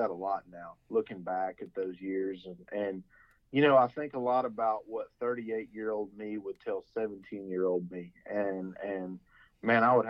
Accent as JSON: {"language": "English", "town": "Huntsville", "region": "Texas", "country": "United States", "tie": "born or raised there", "said": "we growing up in Huntsville, our parents being Bearcats"}